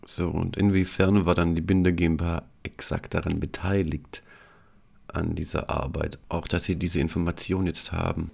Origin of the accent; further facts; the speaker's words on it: Tuttlingen, Baden-Württemberg, Germany; ich komme selbst auch aus der Medizintechnik, komme aus Tuttlingen.